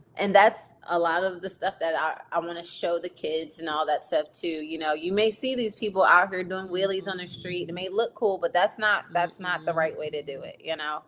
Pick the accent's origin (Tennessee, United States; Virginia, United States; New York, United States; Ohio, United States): Virginia, United States